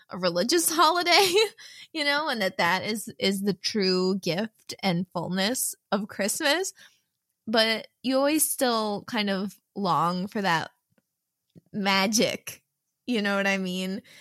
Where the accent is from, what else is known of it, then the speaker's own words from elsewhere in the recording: New Jersey, United States; Yes, yeah, I'm from Jersey.